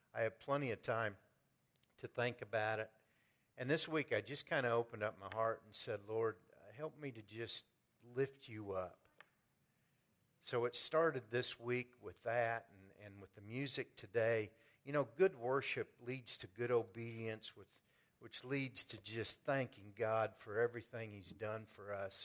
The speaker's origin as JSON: {"language": "English", "town": "Pleasant Hill", "country": "United States", "tie": "born or raised there", "said": "I've chosen to stay in my hometown and worship"}